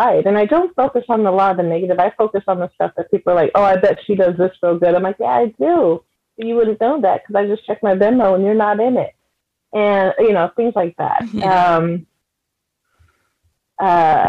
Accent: San Francisco Bay Area, California, United States; moved away; also born or lived in New Mexico; I'm from the Bay. I'm a Bay Area girl or person

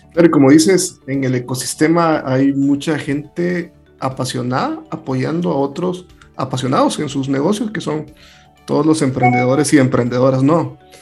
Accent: El Salvador; soy salvadoreño

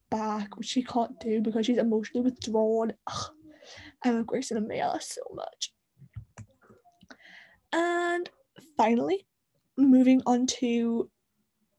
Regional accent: the north of England, United Kingdom; accent: Northern; he's not as Northern as me

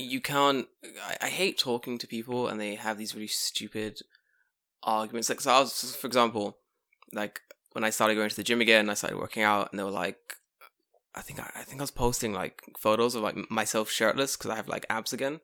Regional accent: London, United Kingdom; moved away as an adult; now in Japan; Oh, London

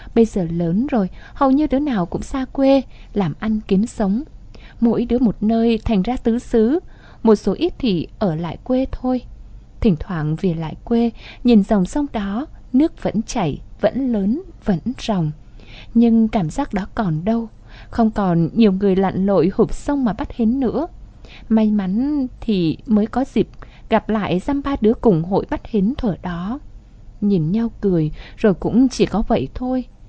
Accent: Vietnam; born or raised there; moved away

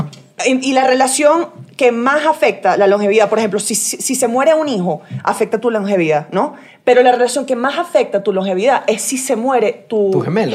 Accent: Venezuela; also born or lived in United States; yo soy venezolana American

